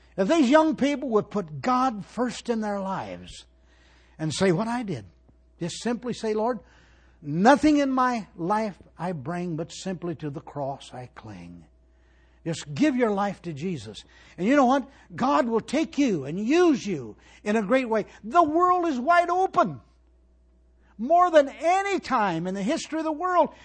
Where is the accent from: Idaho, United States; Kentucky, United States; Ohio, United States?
Ohio, United States; Shelby County, near Tawawa; I was born in Shelby County. Uh, out here on the Bradigan Farm, one mile from Tuawa